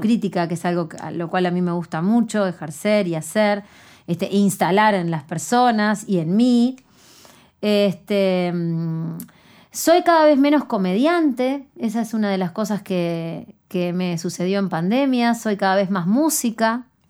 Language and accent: Spanish; Canelones, Uruguay; Yo vengo de Canelones, de la ciudad de Canelones, y tengo 38 años